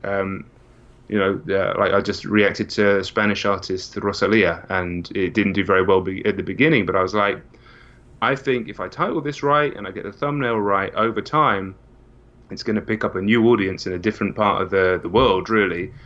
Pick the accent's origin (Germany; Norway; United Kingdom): United Kingdom; England; I'm not from America as well.